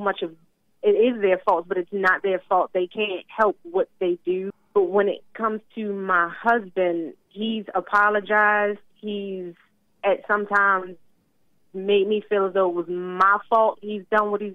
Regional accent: Baltimore, Maryland, United States; moved away

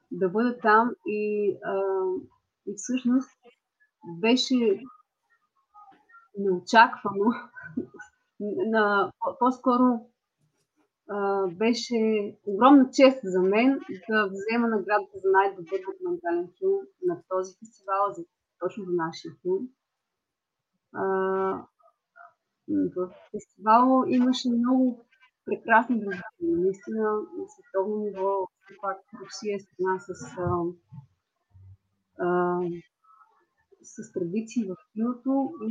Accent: Bulgaria

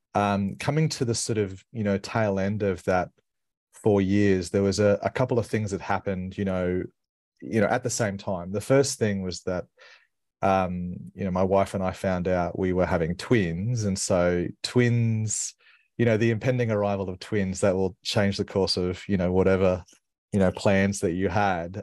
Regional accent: Brisbane, Queensland, Australia; I grew up in Brisbane

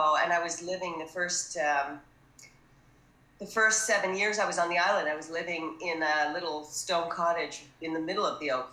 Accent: Northern California, United States; moved away as an adult; also born or lived in Athens, Greece / Chios, Greece; now in Greece; I was born in 63 in Northern California. And I went to UC Berkeley, and then I came here really, really young as a student still

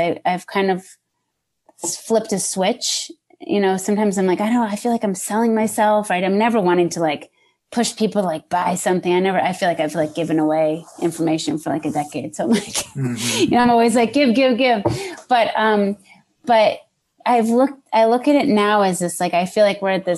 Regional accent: New Hampshire, United States; also born or lived in Massachusetts; now in Los Angeles, United States; born and raised in New Hampshire and then Massachusetts for like 18 years and then landed out here.

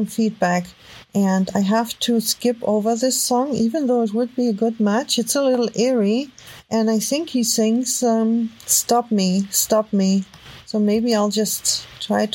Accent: Germany; accent: heavy German; English is a second language; my heavy German accent

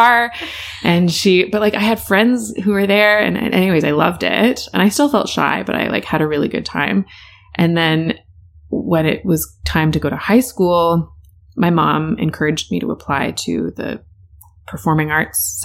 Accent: Richmond Hill, Ontario, Canada; I grew up in Richmond Hill to British parents, and I'm an only child

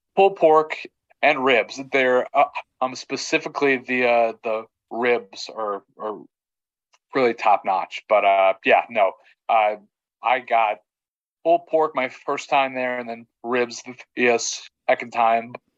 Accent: Texas, United States; as someone who grew up in Texas

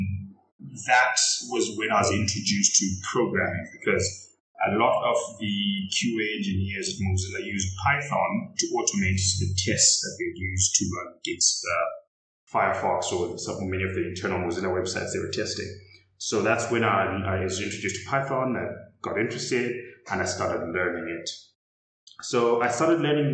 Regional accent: Zimbabwe; I was raised in Zimbabwe

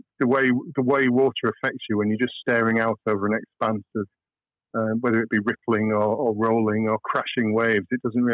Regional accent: Chiltern Hills, South East England, United Kingdom; also born or lived in Hull; we moved away down to the rolling Chiltern Hills

